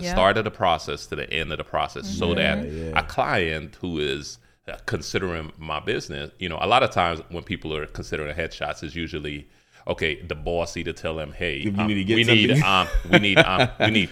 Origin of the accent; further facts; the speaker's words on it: Guyana; I'm not Jamaican, but I'm Guyanese.